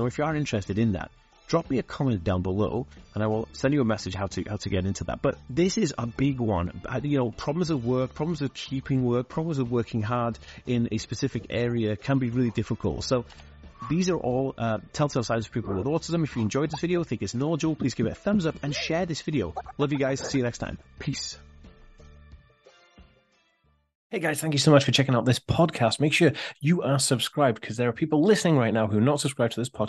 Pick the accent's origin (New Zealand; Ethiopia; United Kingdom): United Kingdom; accent: slight American; A lot of people think I'm American, and I'm actually not American. I'm actually born in Britain, and I was raised here in Britain, but I actually have a slight American accent